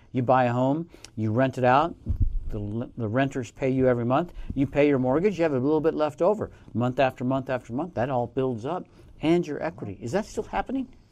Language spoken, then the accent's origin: English; Colorado, United States; now in Reno, United States; Omaha, Nebraska, not far from where I grew up in Colorado.